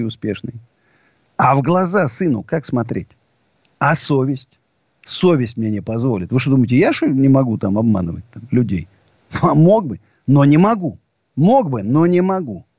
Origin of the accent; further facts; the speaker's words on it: Siberia, Russia; now in Moscow, Russia; Я сибиряк, так, в общем, и по происхождению, и в душе.